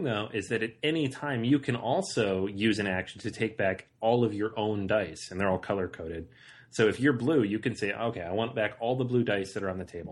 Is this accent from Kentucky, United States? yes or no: no; Seattle, Washington, United States; I'm from Seattle